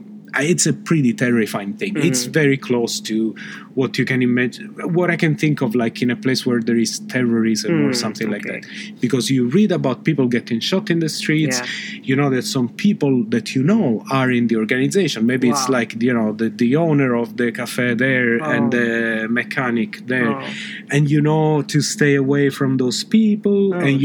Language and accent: English; Palermo, Sicily, Italy; moved away as an adult; now in Stockholm, Sweden; in Palermo, in my hometown.